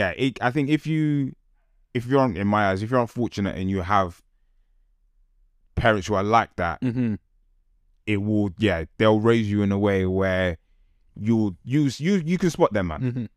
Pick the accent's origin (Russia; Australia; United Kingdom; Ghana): Ghana; I think, being Ghanaian, I get what she's saying.